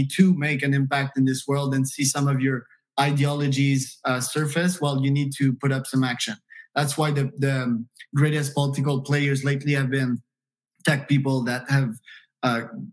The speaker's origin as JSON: {"language": "English", "country": "Canada", "tie": "born or raised there", "also_born_or_lived": "United States", "moved": "yes", "said": "I'm Canadian by birth, but if I identify myself as one nationality, it would be US, you know, an American."}